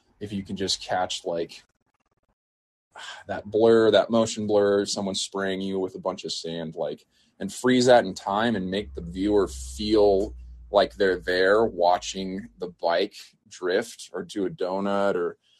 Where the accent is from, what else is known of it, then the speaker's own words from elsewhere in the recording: New Mexico, United States; I grew up here in New Mexico growing up.